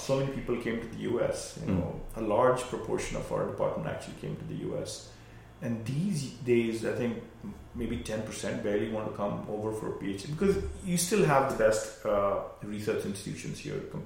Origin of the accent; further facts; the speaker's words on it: India; moved away; when we were growing up in India